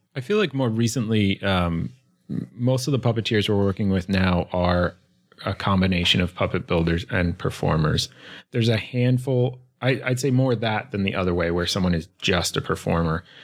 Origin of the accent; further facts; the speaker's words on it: suburbs north of Philadelphia, Pennsylvania, United States; moved away as an adult; also born or lived in Brooklyn, New York; I grew up right outside Philly in the suburbs north of Philly